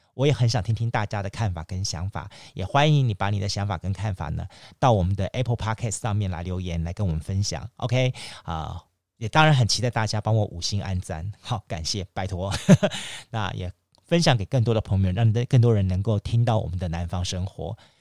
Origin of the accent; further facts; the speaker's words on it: Kaohsiung, Taiwan; also born or lived in Yancheng, Kaohsiung; 我小时候我住在眷村，好，所以整个的左营古山地区都是我发展的